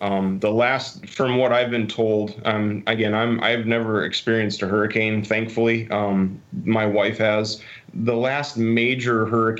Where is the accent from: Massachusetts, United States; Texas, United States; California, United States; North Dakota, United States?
North Dakota, United States; moved away as an adult; also born or lived in Fort Wayne, Indiana / Des Moines, Iowa; now in Pensacola, United States; I was born and raised in North Dakota.